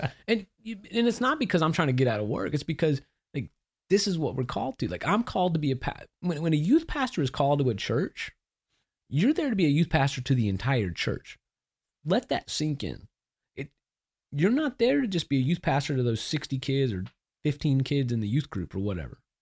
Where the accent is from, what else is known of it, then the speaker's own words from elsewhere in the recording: Austin, Texas, United States; moved away; also born or lived in Memphis; I'm from Austin